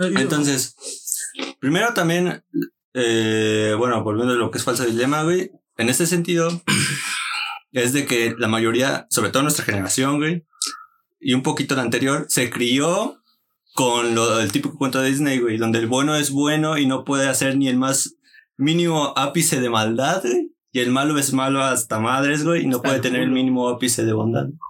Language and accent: Spanish; Mexico; yo soy mexicano